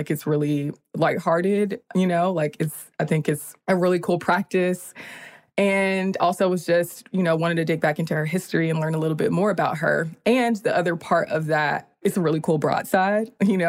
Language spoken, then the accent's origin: English; Columbia, South Carolina, United States; I'm from South Carolina, Columbia specifically.